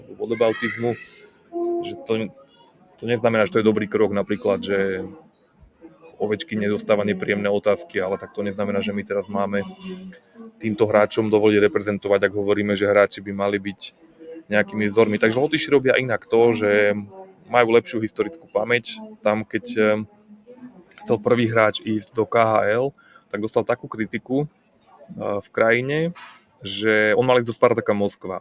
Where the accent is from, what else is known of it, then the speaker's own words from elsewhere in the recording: Slovakia; my Slováci